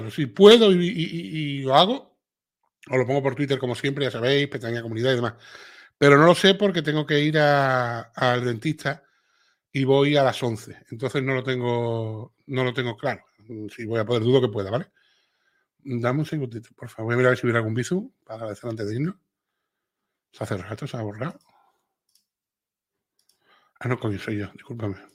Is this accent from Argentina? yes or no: no; Cuba; te digo, yo soy cubana y mis amigos españoles se ríen mucho con mis dicharachos y mi forma de hablar.